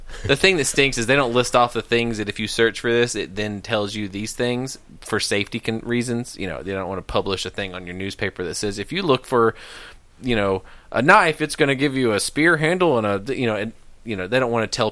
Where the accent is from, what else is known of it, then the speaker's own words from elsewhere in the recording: the South, United States; I grew up in the South.